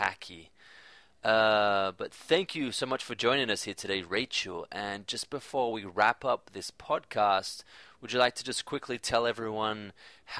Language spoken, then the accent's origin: English; Australia; moved away as an adult; growing up in Australia, being away for quite a while, and now coming back